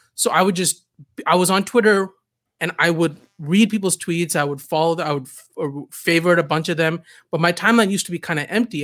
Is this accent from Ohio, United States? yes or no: no; Southern California, United States; also born or lived in Canada; I grew up in Southern California. I moved here, uh, in the sixth grade. Uh, I moved here from, actually, Canada